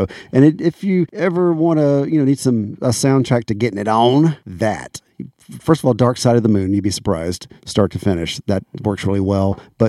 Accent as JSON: {"language": "English", "region": "Florida", "country": "United States", "tie": "born or raised there", "accent": "southern", "said": "when I grew up in Florida"}